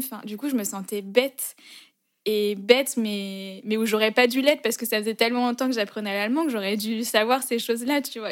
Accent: France; also born or lived in Berlin, Germany / Lyon; rentrer en France, même si c'est mon pays

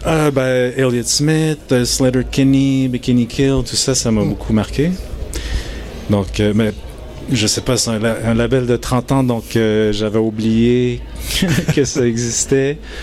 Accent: Japan; now in Montreal, Canada; je suis né au Japon d'une mère japonaise d'un père québécois

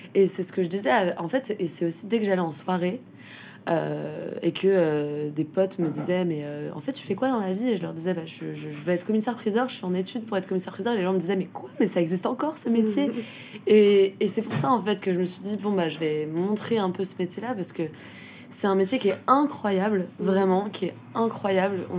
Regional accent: Rennes, Brittany, France; moved away; je venais de Rennes

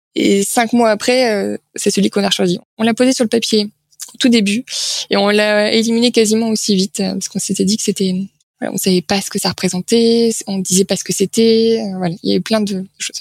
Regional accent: France; On est français

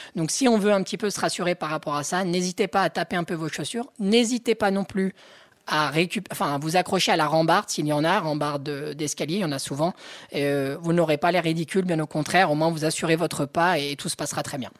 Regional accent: Haute-Savoie, Auvergne-Rhône-Alpes, France; Je suis de Haute-Savoie

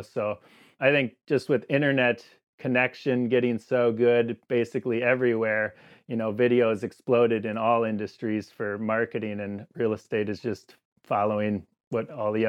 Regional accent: Saukville, Wisconsin, United States; And eventually I moved back here where I'm from. I grew up in Saukville. And so I moved back here

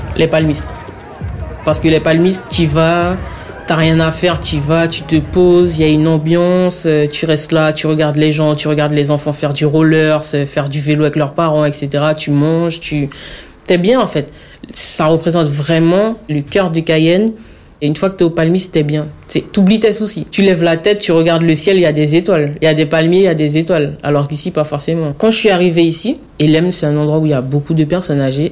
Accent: French Guiana, France; moved away; tu viens de la Guyane Et je dis oui

